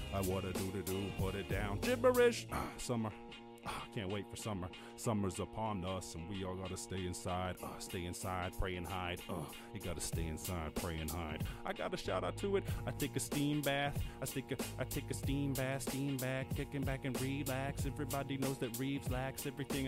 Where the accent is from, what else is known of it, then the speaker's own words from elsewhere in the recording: born in Cork, Munster, Ireland; growing up in Ireland obviously, rural Ireland, not the city at all